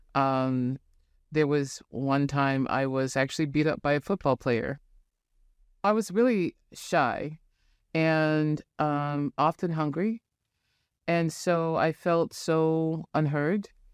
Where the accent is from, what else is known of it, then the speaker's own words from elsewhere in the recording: Santa Rosa, California, United States; moved away as an adult; now in Portland, United States; I was born in Santa Rosa, California, in Northern California